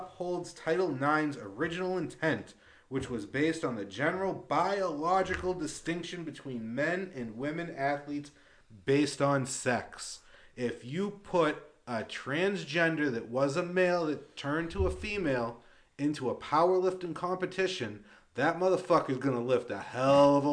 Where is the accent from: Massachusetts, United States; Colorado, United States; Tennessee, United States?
Massachusetts, United States; Lawrence; moved away; I grew up in Lawrence, Massachusetts